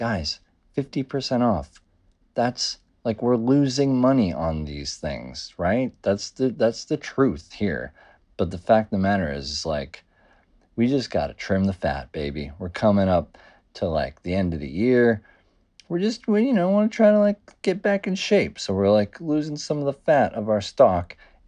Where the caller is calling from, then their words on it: New York City, New York, United States; I'm calling in from Rough Trade NYC. That's right, New York City.